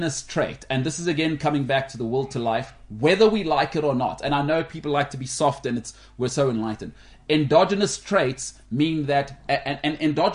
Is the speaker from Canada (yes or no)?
yes; Canada; now in South Africa; we're both Canadian